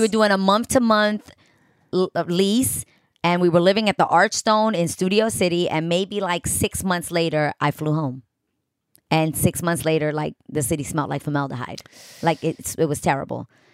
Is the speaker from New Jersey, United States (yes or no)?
no; New York City, New York, United States; moved away as an adult; now in Los Angeles, United States; my whole life growing up in New York